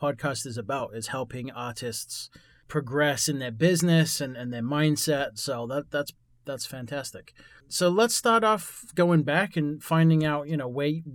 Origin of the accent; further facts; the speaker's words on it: England, United Kingdom; now in United States; I grew up in England